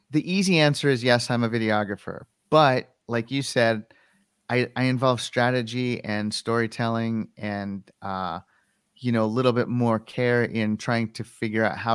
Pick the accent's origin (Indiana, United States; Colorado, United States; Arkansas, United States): Colorado, United States; the company relocated our Denver offices to Connecticut, and I wanted to stay here in my home state.